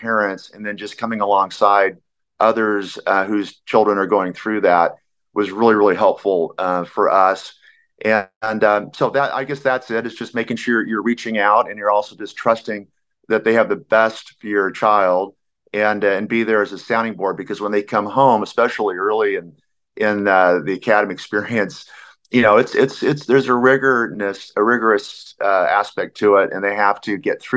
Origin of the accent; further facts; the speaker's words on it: Phoenix, Arizona, United States; I'm from Arizona